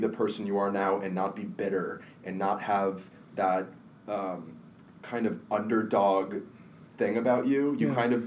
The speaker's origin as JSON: {"language": "English", "town": "Marietta", "region": "Georgia", "country": "United States", "tie": "born or raised there", "said": "we both grew up in Georgia"}